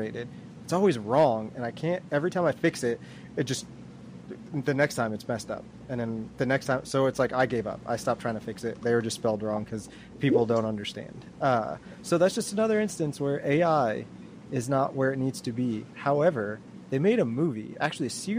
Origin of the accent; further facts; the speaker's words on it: Maryland, United States; moved away; I grew up in Maryland, so I'm used to seeing them